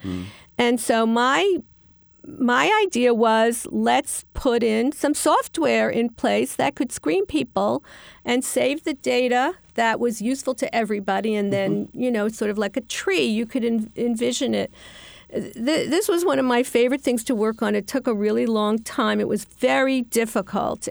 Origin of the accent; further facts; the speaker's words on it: New York City, New York, United States; the neighborhoods like where I grew up in Queens